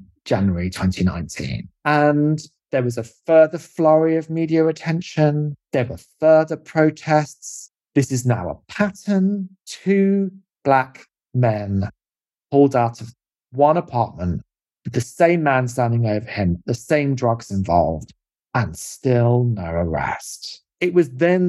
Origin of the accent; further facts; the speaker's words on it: United Kingdom; also born or lived in California; a British person